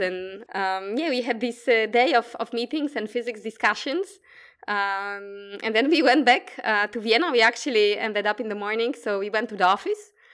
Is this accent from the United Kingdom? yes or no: no; Poland; English is a second language; moved away as an adult; now in Australia; I come from Poland. That's, uh, where the accent is from as well